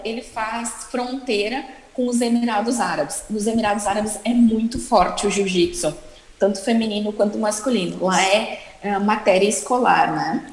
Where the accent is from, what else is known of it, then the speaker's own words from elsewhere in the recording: Caxias do Sul, Rio Grande do Sul, Brazil; moved away; Eu venho de, eu venho de Caxias do Sul, que é muito frio